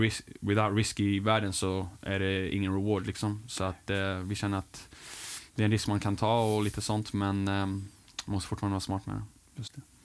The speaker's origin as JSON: {"language": "Swedish", "region": "England", "country": "United Kingdom", "tie": "born or raised there", "moved": "yes", "said": "min uppväxt i, England"}